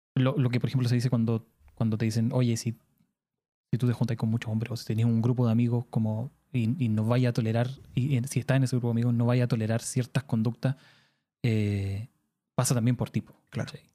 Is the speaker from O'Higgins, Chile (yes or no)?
no; Punta Arenas, Magallanes and Chilean Antarctica, Chile; yo soy de Punta Arenas